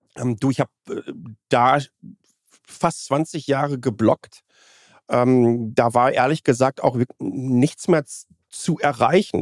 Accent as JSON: {"language": "German", "area": "Nordschleife", "region": "Rhineland-Palatinate", "country": "Germany", "tie": "born or raised there", "moved": "yes", "lives_now": "Taipei, Taiwan", "said": "Ich bin an der Nordschleife aufgewachsen"}